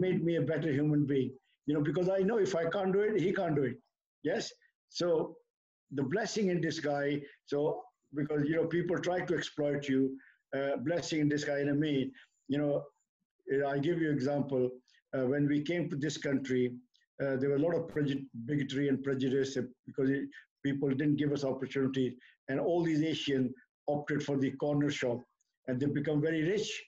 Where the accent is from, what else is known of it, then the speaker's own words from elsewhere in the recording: India; now in United Kingdom; we come from India